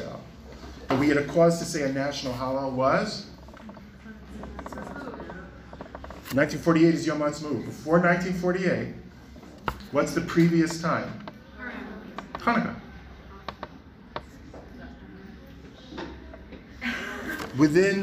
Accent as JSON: {"language": "English", "town": "New York City", "region": "New York", "country": "United States", "tie": "born or raised there", "said": "when I was a little kid, I grew up in Brooklyn, New York"}